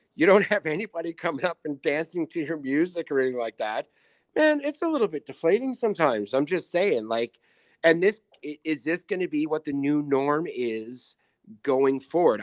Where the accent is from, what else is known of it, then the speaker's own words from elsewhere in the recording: the Maritimes, Canada; now in Winnipeg, Canada; We are both from the Mar-, like, Maritimes and East